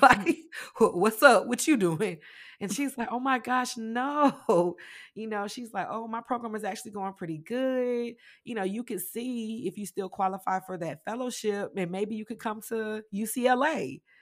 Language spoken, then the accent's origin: English; Greenwood, South Carolina, United States; also born or lived in Philadelphia, Pennsylvania; I was raised with my grandma. I started there in, in South Carolina. Um, I was born in Philly, but we moved when I was young, like, around, uh, two